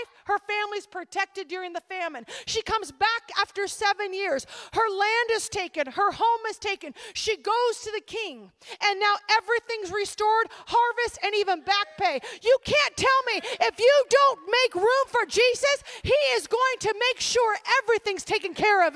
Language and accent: English; Oregon, United States; moved away; I grew up in Oregon